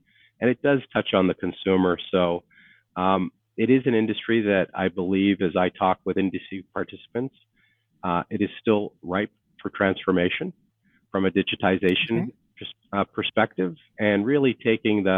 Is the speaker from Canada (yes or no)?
yes; Canada; moved away as an adult; I am a Canadian.